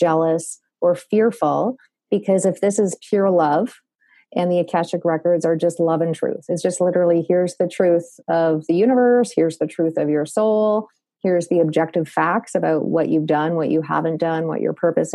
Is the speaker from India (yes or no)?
no; Canada; accent: Canadian; my Canadian accent